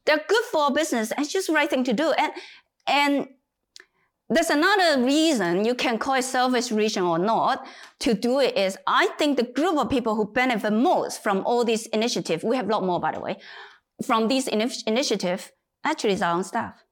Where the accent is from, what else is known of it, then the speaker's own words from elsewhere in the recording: Hong Kong; moved away as an adult; also born or lived in United Kingdom; now in China; I was born in China, but moved to Hong Kong when I was nine.